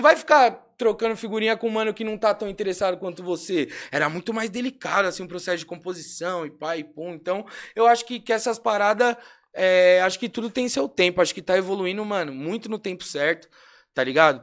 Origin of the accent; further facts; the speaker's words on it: São Paulo, Brazil; Nascido e criado aqui na Pompeia